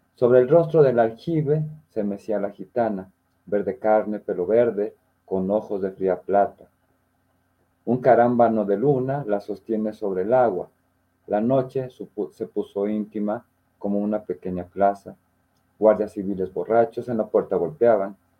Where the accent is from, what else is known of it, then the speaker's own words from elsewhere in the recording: Mexico; como mexicanos nos reímos un poquito de la muerte